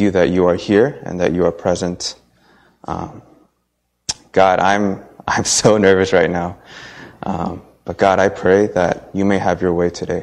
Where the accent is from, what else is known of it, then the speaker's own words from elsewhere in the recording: San Diego, California, United States; moved away as an adult; also born or lived in Boston; we grew up in San Diego together